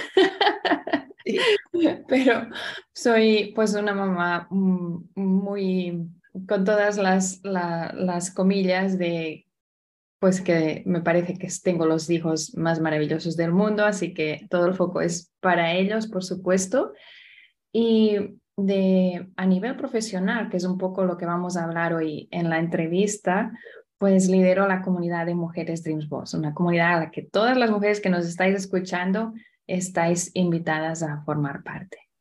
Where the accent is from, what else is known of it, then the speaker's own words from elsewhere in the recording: Barcelona, Catalonia, Spain; also born or lived in Florida / South Carolina; now in Indianapolis, United States; nací al otro lado del charco, vengo de Barcelona